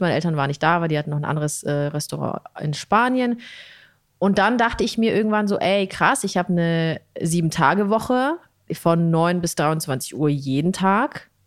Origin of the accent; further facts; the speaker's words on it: Italy; Skandal als Italienerin